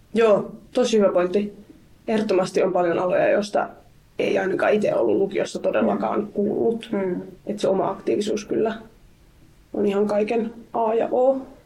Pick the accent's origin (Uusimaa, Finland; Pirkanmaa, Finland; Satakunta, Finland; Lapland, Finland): Uusimaa, Finland; Helsinki; mä itse siis Helsingistä kotoisin